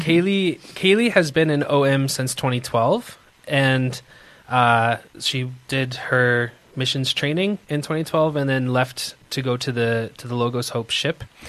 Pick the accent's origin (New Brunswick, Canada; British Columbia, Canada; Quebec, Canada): New Brunswick, Canada; Moncton; moved away as an adult; now in South Africa; a little province called New Brunswick and an even tiny city called Moncton. And that's where I grew up most of my life